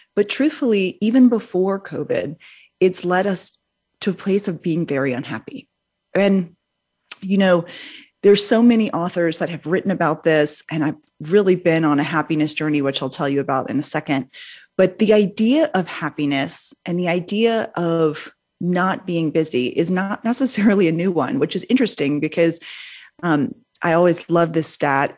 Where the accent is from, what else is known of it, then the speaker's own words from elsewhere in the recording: New Orleans, Louisiana, United States; I grew up in New Orleans, Louisiana, um, from a big, big Southern family